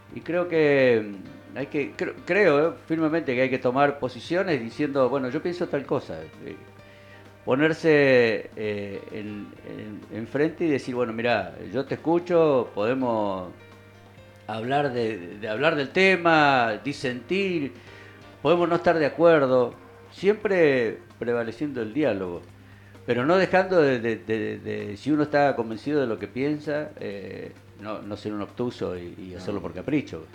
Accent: Argentina; somos argentinos

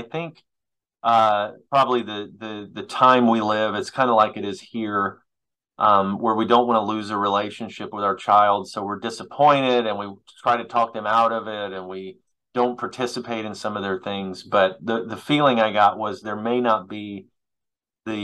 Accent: United States; as an American or as American people

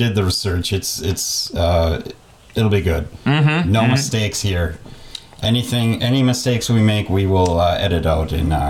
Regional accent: Superior, Wisconsin, United States; I grew up in Superior, Wisconsin

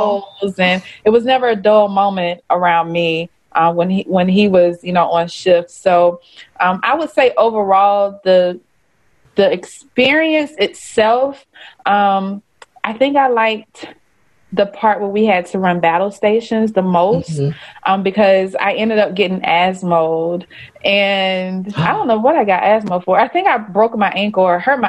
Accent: Troy, Alabama, United States; I'm a Southerner, you know, grew up, born and raised in Alabama

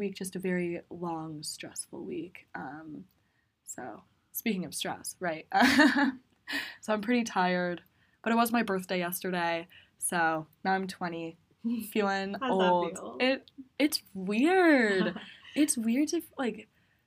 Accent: Eugene, Oregon, United States; I'm a sophomore at Bryn Mawr from Eugene, Oregon.

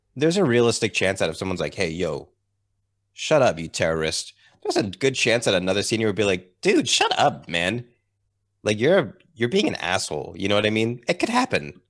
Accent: Massachusetts, United States; I grew up in Massachusetts in, um, in the U S.

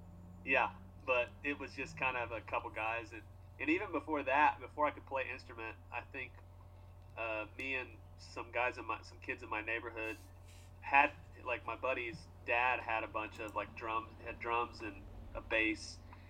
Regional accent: Indiana, United States; moved away as an adult; also born or lived in Kentucky; now in Nashville, United States; So I moved from Indiana and went to college in Kentucky. I was there for about a year, I guess two years, I think I went to college, and then we dropped out. We got a record deal and yeah. dropped out and moved to Nashville.

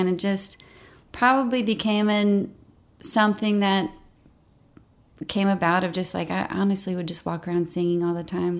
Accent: Memphis, Tennessee, United States; now in Nashville, United States; Growing up in Memphis was wonderful. I mean, I'm very thankful for it. Like I said, big family.

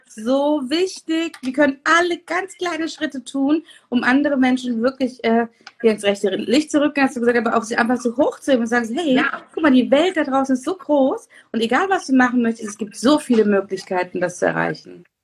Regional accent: Turkey; als Türkin

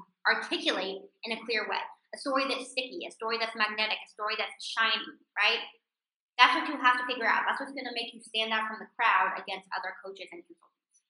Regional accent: California, United States; moved away as an adult; now in Israel; doable for me as a 23-year-old living in a foreign country, by the way, I was living in Israel, I came from California, where I didn't speak the language

